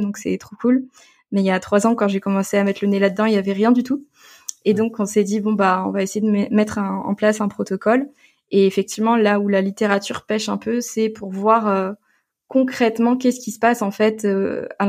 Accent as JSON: {"language": "French", "town": "Gueugnon", "region": "Bourgogne-Franche-Comté", "country": "France", "tie": "born or raised there", "said": "je viens de Bourgogne. Je suis euh, une enfant euh, de la Saône-et-Loire. J'ai grandi à Guignon"}